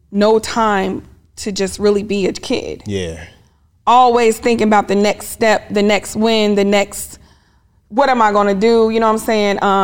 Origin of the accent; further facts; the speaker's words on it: Topeka, Kansas, United States; also born or lived in Germany; now in Atlanta, United States; Born in Germany because I was in the military lived all over, but I claim Kansas, Topeka, Kansas to be exact.